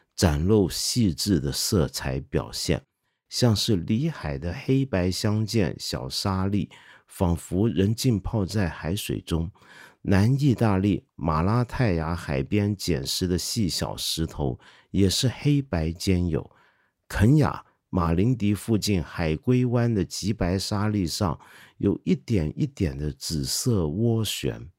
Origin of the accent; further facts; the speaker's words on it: China; 包括我们中国人